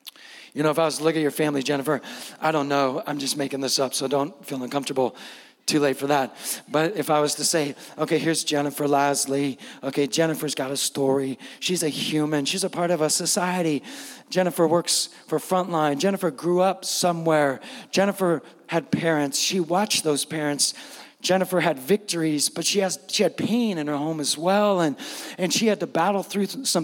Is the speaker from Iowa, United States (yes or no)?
no; San Francisco, California, United States; moved away as an adult; now in Steinwenden, Germany; I'm not just coming from America. I'm coming from the West Coast. I'm coming from the Bay Area. I'm not just coming from the Bay Area. I'm coming from San Francisco